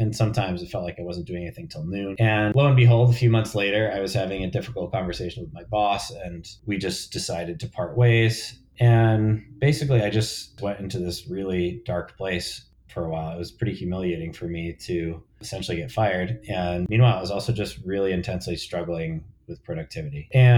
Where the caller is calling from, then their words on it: New York City, New York, United States; Yeah, I'm in New York City. I'm in Harlem and I'm in my home office